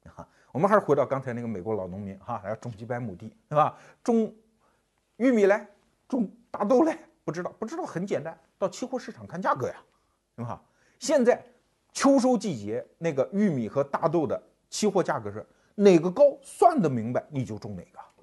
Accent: China; 我们中国人

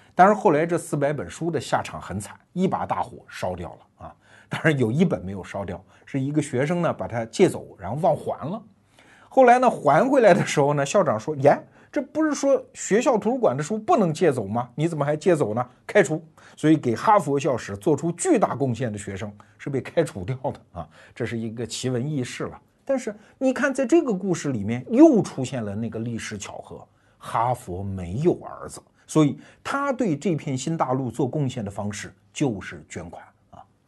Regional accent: China; 我们中国人

